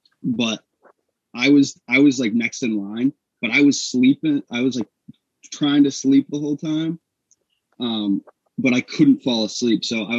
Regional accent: New Hampshire, United States; I'm from New Hampshire. I'm from New Hampshire, too.

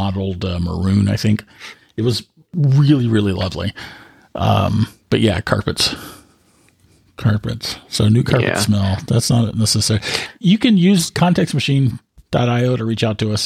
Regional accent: Texas, United States; moved away as an adult; now in California, United States; in Texas, growing up in Texas, living most of my life

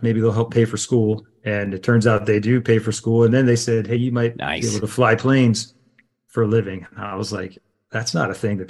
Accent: Philadelphia, Pennsylvania, United States; I'm from Philadelphia area, out in the suburbs. I didn't come from a military family or anything.

